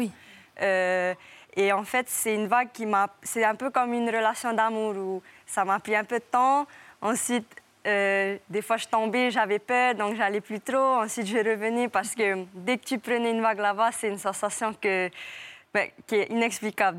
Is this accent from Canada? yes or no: no; French Polynesia; je viens pas de Tahiti, je viens d'une île à côté